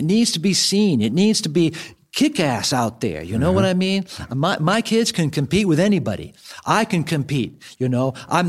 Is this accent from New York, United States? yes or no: yes; New York City, New York, United States; now in Phoenix, United States; from my home state, from New York City.